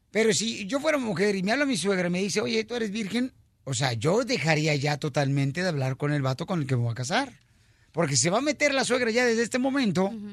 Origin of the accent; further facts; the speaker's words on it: Guasave, Sinaloa, Mexico; yo como mujer que soy de de Guasave, de Tierra Caliente